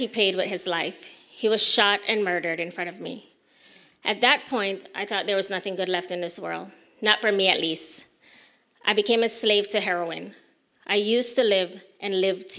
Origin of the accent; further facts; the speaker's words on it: Belize; moved away; I was born and raised in Belize